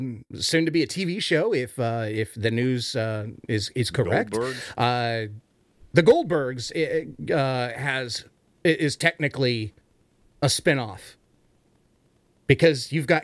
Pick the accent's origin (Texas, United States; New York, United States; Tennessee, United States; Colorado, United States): New York, United States; accent: New York; now in Baltimore, United States; I'm in Baltimore, hon. I'm saying Baltimore with the New York accent, because that's the only accent I really am good at, because I'm from New York.